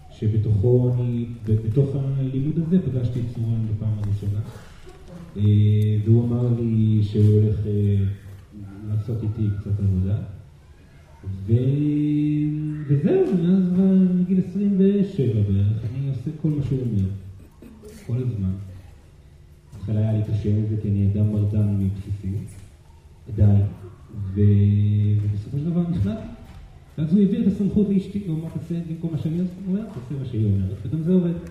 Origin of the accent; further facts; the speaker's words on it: Brazil; אני אה, ברזילאי, דרך אגב, גדלתי על אה, תרבות התקשור ברזילאי, אה, כי אימי גם מתקשרת ברזילאי, וגדלתי אצל משפחה של מתקשרים ברזילאי